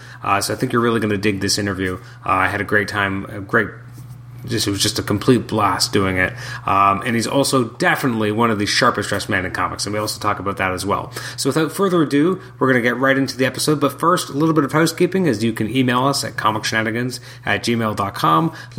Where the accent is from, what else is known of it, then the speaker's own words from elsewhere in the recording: Canada; I'm a Canadian